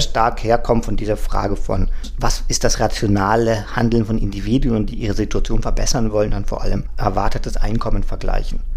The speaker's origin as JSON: {"language": "German", "country": "Germany", "also_born_or_lived": "Mexico", "lives_now": "Berlin, Germany", "said": "Ich bin ja, gut, als Deutscher in Berlin kein Migrant"}